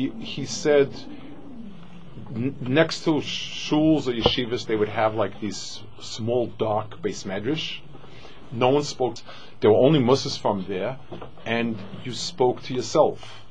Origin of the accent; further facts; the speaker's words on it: New York City, New York, United States; I grew up in Manhattan